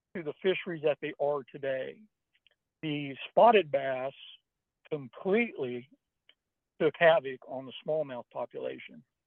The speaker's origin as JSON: {"language": "English", "region": "Northern California", "country": "United States", "tie": "born or raised there", "said": "I was born and raised in Northern California"}